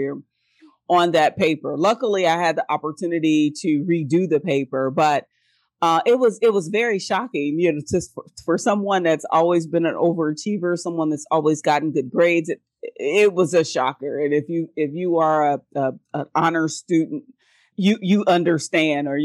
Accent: Cincinnati, Ohio, United States; moved away as an adult; also born or lived in Houston, Texas / Washington DC metro area / Los Angeles; Born and raised in Cincinnati, went to law school in Houston, Texas, spent some time in the DC metro area

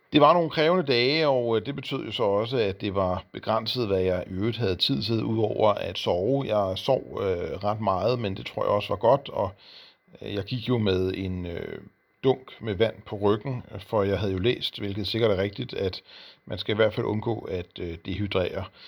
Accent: Denmark; som dansker

